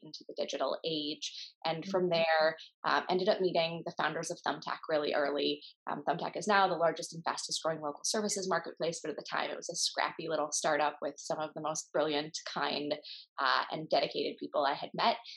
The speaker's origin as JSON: {"language": "English", "region": "Minnesota", "country": "United States", "tie": "born or raised there", "also_born_or_lived": "Kansas City", "said": "I grew up in Minnesota"}